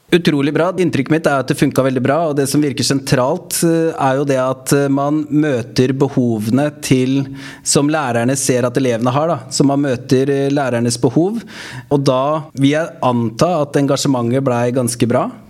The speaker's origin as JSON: {"language": "Norwegian", "town": "Stavern", "region": "Vestfold", "country": "Norway", "tie": "born or raised there", "moved": "yes", "said": "Larvik, min hjemkommune. Jeg kommer jo opprinnelig fra Stavern"}